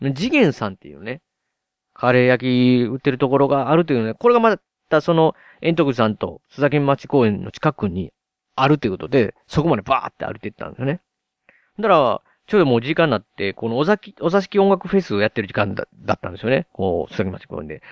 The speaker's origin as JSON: {"language": "Japanese", "region": "Osaka", "country": "Japan", "tie": "born or raised there", "said": "僕、大阪に住んでるんで、ついにね、地元大阪に"}